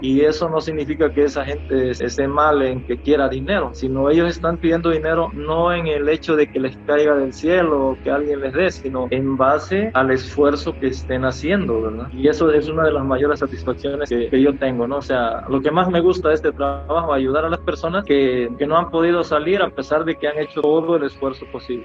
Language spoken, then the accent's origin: Spanish; Catemaco, Veracruz, Mexico; No, pues de Catemaco